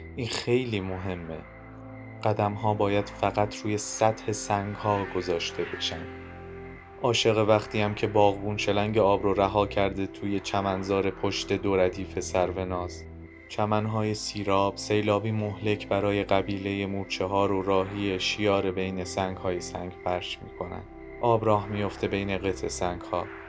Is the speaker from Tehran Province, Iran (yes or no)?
yes; Tehran, Tehran Province, Iran; من متولد بیمارستان پارسم متولد بولوار کشاورز همه مسیرهام همیشه ختم شدن به همون حوالی